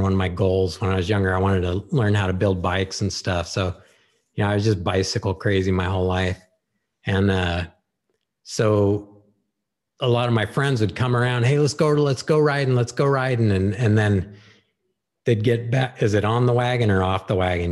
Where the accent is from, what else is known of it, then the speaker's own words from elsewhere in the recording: Santa Rosa, California, United States; also born or lived in Petaluma, California; my parents moved us to, uh, Rincon Valley